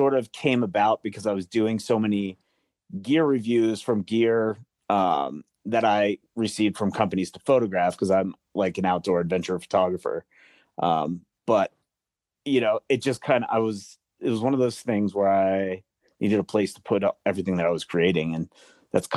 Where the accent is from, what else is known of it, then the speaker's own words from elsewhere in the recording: Colorado, United States; I'm a Melanzana guy, you know, and I know it's just a grid fleece hoodie, but it's my home state here